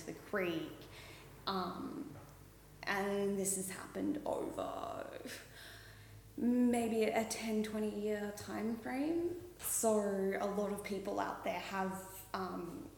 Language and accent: English; Oakey, Queensland, Australia; moved away; Oakey, out near Toowoomba